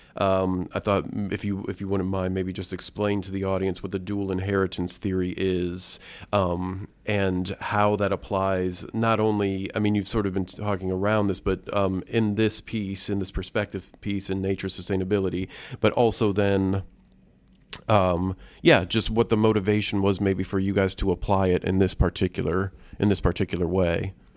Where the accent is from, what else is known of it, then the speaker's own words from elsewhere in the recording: Indiana, United States; I grew up here in Indiana